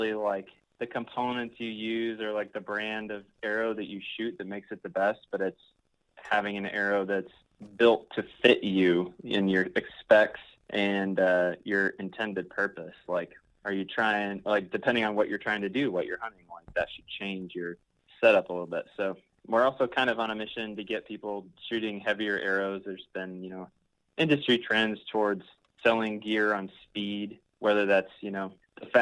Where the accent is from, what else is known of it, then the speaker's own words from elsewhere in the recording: Indiana, United States; moved away as an adult; now in Beloit, United States; I grew up in Indiana, so been in Wisconsin for like 4 years now